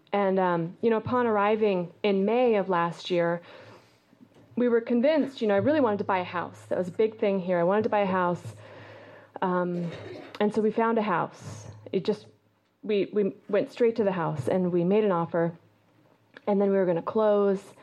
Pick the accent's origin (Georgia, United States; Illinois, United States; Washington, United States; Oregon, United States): Oregon, United States; Eugene; moved away; also born or lived in New York City; I grew up in Eugene, Oregon